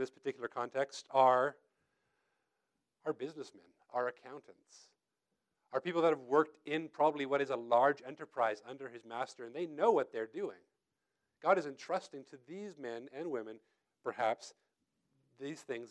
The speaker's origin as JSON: {"language": "English", "country": "United States", "tie": "born or raised there", "also_born_or_lived": "Tennessee", "said": "I came up from Tennessee, and I'm originally born and raised here, but I went to school down there. I came back home"}